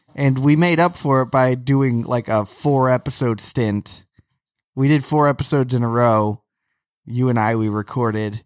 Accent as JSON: {"language": "English", "region": "Florida", "country": "United States", "tie": "born or raised there", "moved": "yes", "said": "we had annual passes growing up in Florida"}